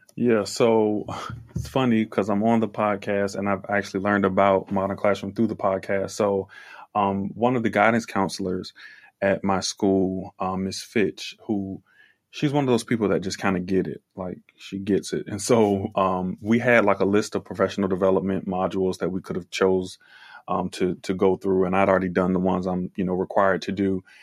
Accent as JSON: {"language": "English", "region": "Virginia", "country": "United States", "said": "I am from Virginia."}